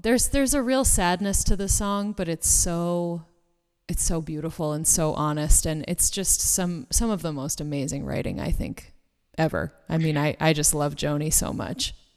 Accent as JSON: {"language": "English", "town": "Boston", "region": "Massachusetts", "country": "United States", "moved": "yes", "lives_now": "Los Angeles, United States", "said": "I'm originally from the Boston area. I live in LA now"}